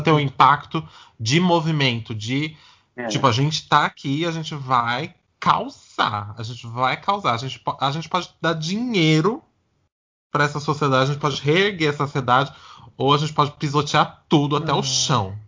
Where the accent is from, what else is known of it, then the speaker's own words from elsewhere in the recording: Santo André, São Paulo, Brazil; eu sou de Santo André, então assim, quando eu era menor, eu ia na Parada de Santo André